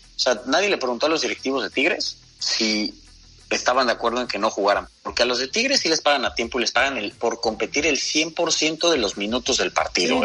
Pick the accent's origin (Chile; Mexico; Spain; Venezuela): Mexico; como mexicanos